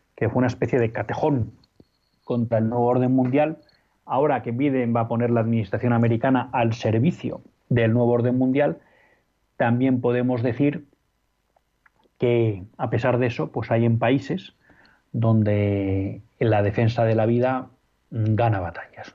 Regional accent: Spain; como españoles

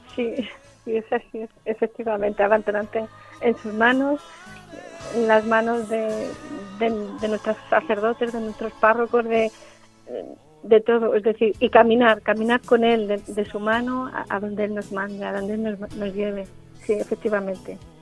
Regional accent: Corral de Almaguer, Castilla-La Mancha, Spain; moved away as an adult; now in Toledo, Spain; Yo soy de Corral de Almaguer, del pueblo de Corral de Almaguer

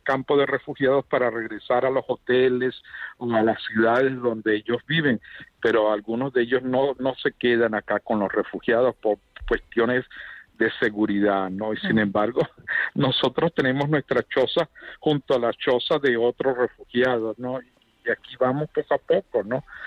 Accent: Venezuela; moved away as an adult; now in Uganda; soy venezolano de nacimiento y bueno, eh, me ha tocado también vivir la experiencia de, de dejar Venezuela

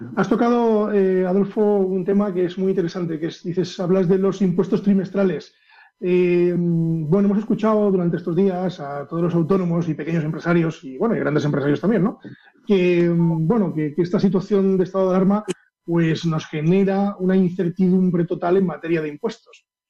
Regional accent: Castile and León, Spain; also born or lived in Pedro Bernardo; aquí, de mi tierra

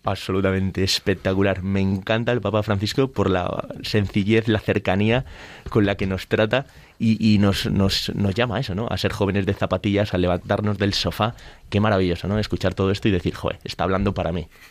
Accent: Spain; yo soy el presidente de España

